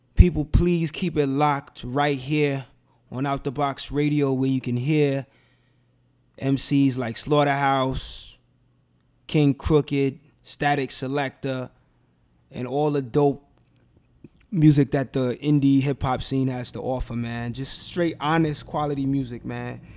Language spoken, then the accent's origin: English; New York City, New York, United States; I grew up in Bed Stuy